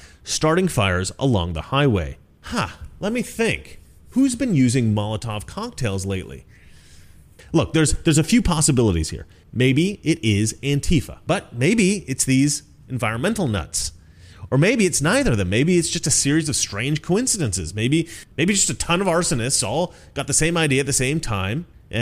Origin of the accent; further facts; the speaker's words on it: Oregon, United States; I grew up in Oregon